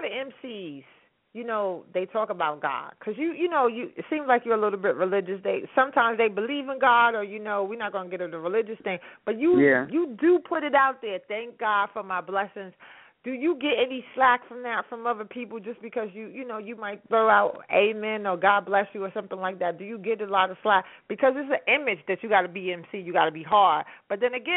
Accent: New York City, New York, United States; I'm from Harlem as well

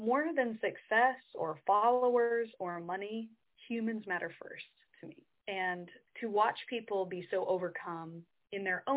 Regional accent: Midwest, United States; now in New York City, United States; I'm from the Midwest, we're kind of brought up to be respectful

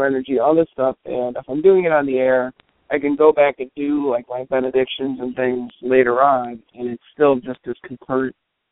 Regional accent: Cleveland, Ohio, United States; moved away; also born or lived in Vermont / New Orleans; I grew up in Cleveland

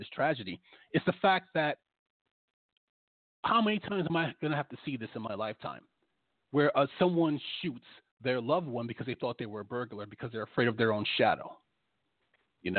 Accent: New York, United States; moved away; also born or lived in Washington, D.C.; I'm from New York. I used to live in D.C.

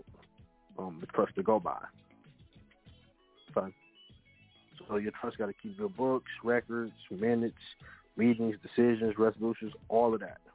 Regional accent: Kansas, United States; now in Missouri, United States; I'm from Kansas, right? I domicile in Missouri, but I'm from Kansas

